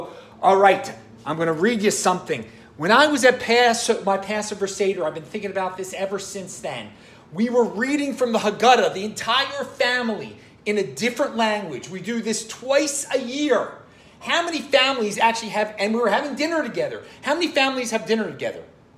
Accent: Baltimore, Maryland, United States; I grew up in the Jewish suburbs of Baltimore.

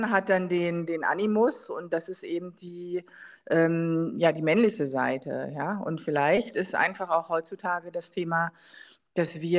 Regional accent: East Germany, Germany; Also ich meine, gut, ich bin ja in der DDR groß geworden, meine Mutter war trotzdem berufstätig

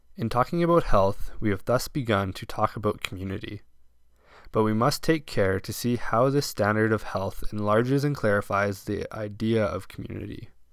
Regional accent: Bonnyville, Alberta, Canada; now in Crowsnest Pass, Canada; that I grew up seeing in Bonneville quite regularly

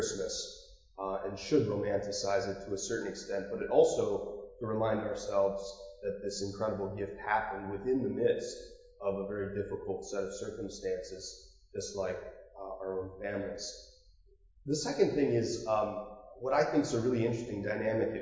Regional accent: Marblehead, Ohio, United States; I grew up near Marblehead, and there's a little gated community called Lakeside

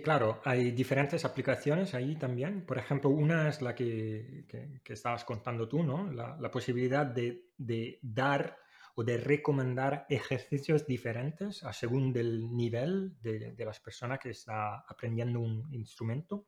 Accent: Italy; now in Málaga, Spain; Yo soy italiano

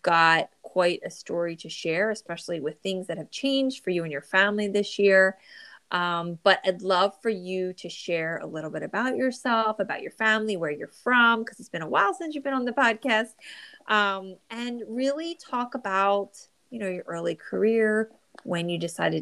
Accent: New Jersey, United States; born or raised there

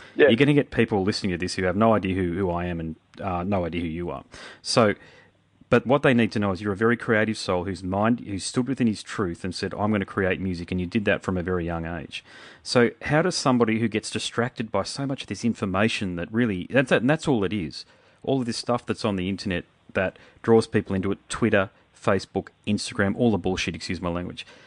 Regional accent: Brisbane, Queensland, Australia; I'm from Brisbane

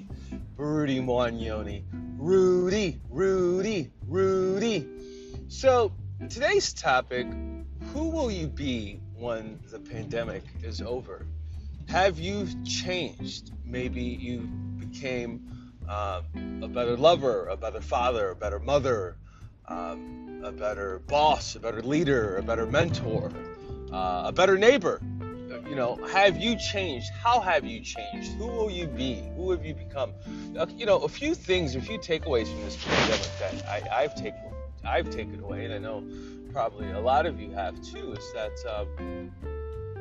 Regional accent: Ohio, United States; born or raised there; moved away as an adult

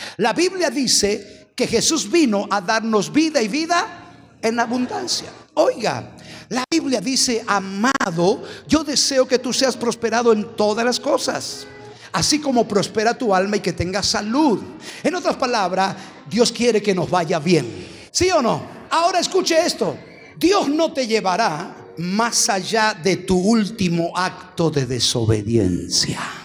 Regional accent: Argentina; somos astutos los argentinos

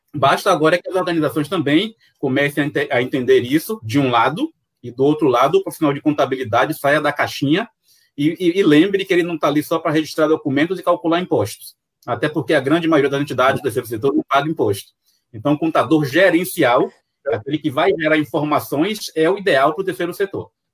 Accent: Salvador, Bahia, Brazil; accent: baiano; sou de Salvador, Bahia

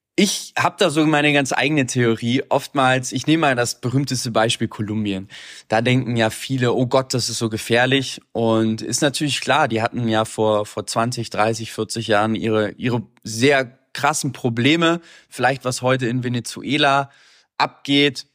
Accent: Hamburg, Germany; moved away; also born or lived in Medellín; ich komme aus Hamburg

